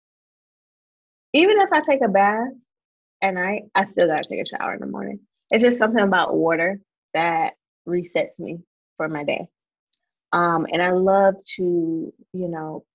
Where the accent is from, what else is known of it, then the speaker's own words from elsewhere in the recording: South Carolina, United States; I grew up in South Carolina in the country. I'm a country girl. I live in the country.